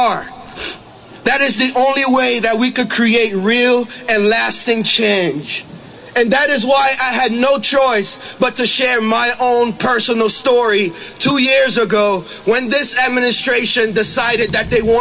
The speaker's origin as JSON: {"language": "English", "country": "Côte d’Ivoire", "moved": "yes", "lives_now": "United States", "said": "I am from the Ivory Coast in West Africa"}